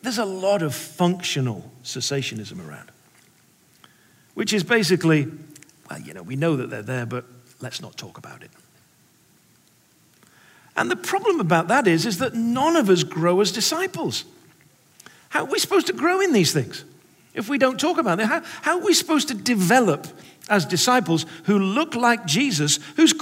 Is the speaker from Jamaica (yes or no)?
no; England, United Kingdom; now in United States; I'm an English person